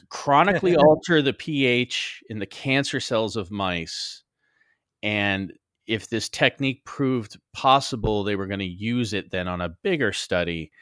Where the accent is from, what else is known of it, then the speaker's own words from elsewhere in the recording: Los Angeles, California, United States; I was born in Los Angeles.